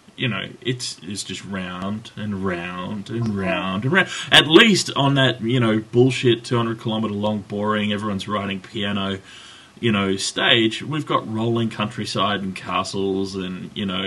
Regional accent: Australia; I'm Australian

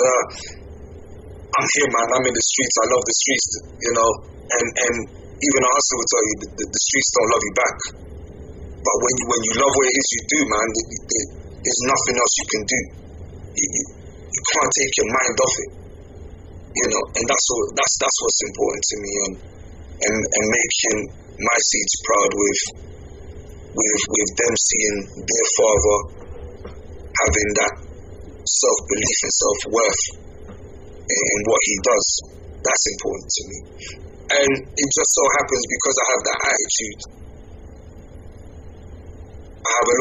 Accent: England, United Kingdom; I'm from England

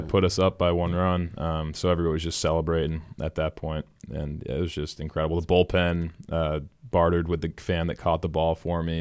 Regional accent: Lexington, Massachusetts, United States; born and raised in Lexington, Boston College grad

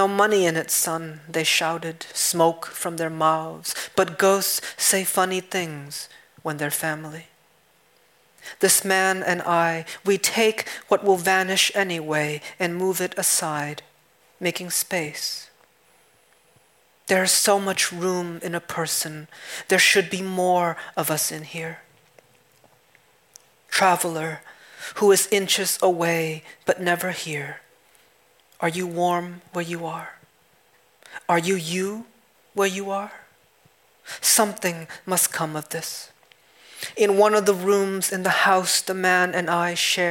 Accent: New England, United States; also born or lived in Vietnam; growing up in New England

